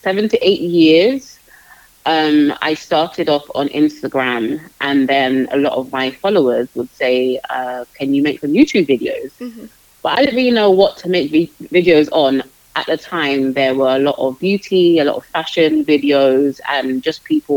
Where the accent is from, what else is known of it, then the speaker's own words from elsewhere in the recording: London, United Kingdom; I'm from London, born and raised in London, United Kingdom.